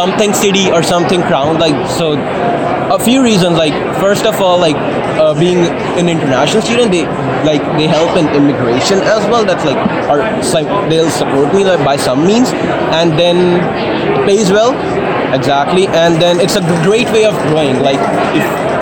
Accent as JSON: {"language": "English", "country": "India", "moved": "as an adult", "lives_now": "Moose Jaw, Canada", "said": "I come from India. Right. I came here two years ago."}